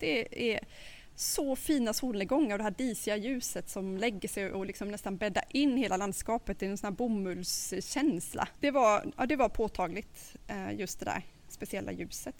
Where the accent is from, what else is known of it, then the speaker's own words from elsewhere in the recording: Sweden; vi svenskar